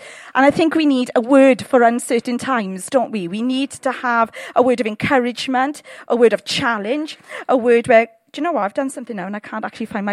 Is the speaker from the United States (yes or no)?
no; United Kingdom; We're very British.